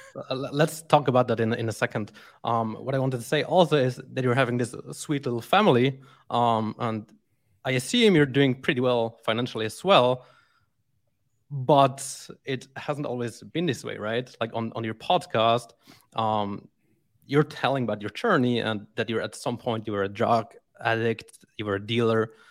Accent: Switzerland; moved away as an adult; now in Brazil; born and raised in Switzerland

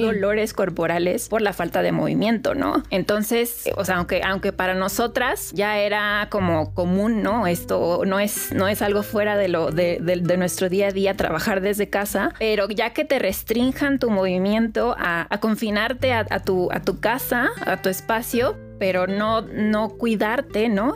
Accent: Mexico; yo soy mexicana

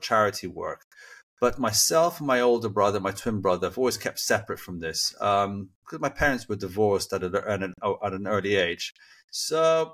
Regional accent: United Kingdom; accent: British, a little American; now in Serbia; I sound like a British. My background is that I've been living in the UK most of my life, and that's my accent. Although my accent, I wouldn't call it very 100% British, and so maybe somewhere a little bit more American in there as well.

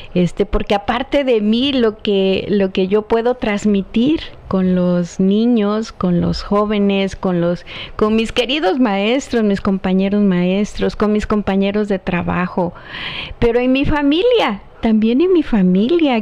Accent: Chilpancingo, Guerrero, Mexico; mi tierra

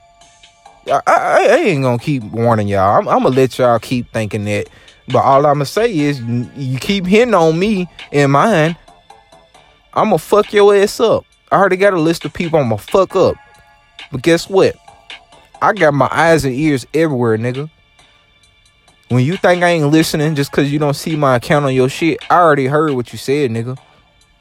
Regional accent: the South, United States; accent: country, Louisiana; I'm from the South

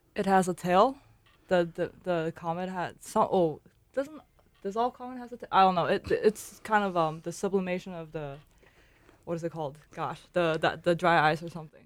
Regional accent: China; moved away; also born or lived in Shanghai; I'm originally from China. Uh, my hometown is a little away from Shanghai, but I got, went to school in Shanghai.

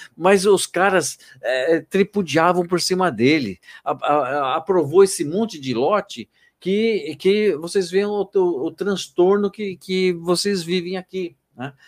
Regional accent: São Paulo, Brazil; now in Itatiba, Brazil; eu sou natural de São Paulo

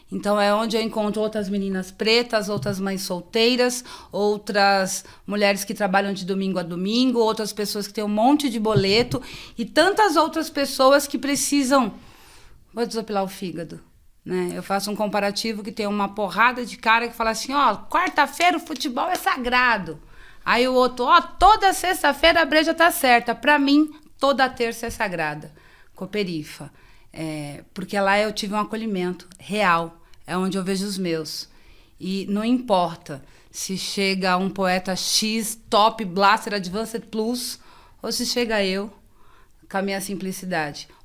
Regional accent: São Paulo, Brazil; eu sou da Zona Sul, né? É, e em 88, os meus pais vieram para o Guarapiranga.

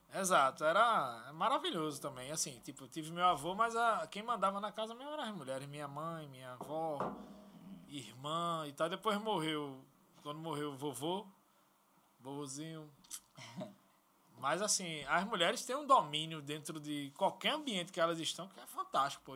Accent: Recife, Pernambuco, Brazil; Eu, eu nasci em comunidade, certo? Eu nasci uhum. aqui na comunidade lá do Zé do Pinho, onde eu sempre morei, morei Mangabeira, ali Arruda

